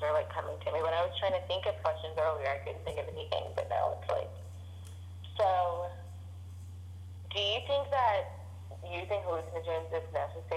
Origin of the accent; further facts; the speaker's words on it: New Orleans, Louisiana, United States; Byron and I grew up together. We were like the only, we were like two of maybe like 7 or 8 like black kids at our school